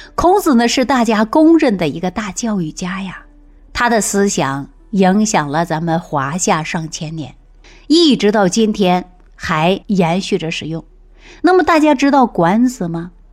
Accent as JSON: {"language": "Chinese", "country": "China", "said": "我们中国人"}